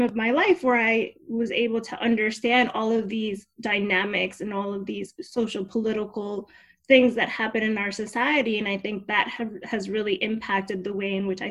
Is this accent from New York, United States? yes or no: no; Union City, New Jersey, United States; also born or lived in Havana, Cuba / Hialeah, Florida; I grew up in Union City